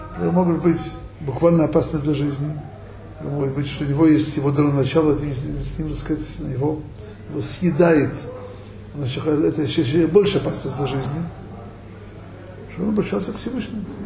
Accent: Odesa, Odesa Oblast, Ukraine; moved away; евреям, как я, который вырос в Одессе

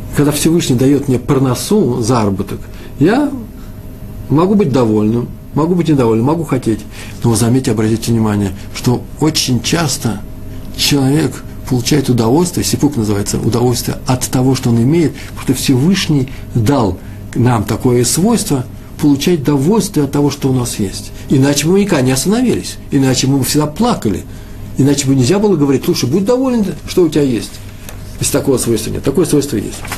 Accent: Moscow, Russia; now in Israel; Я из Москвы

